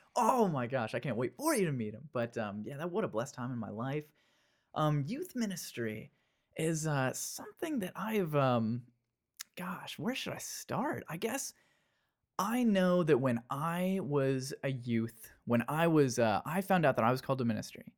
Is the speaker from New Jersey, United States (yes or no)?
no; Danville, Kentucky, United States; moved away as an adult; I was twenty years old when I moved out from Kentucky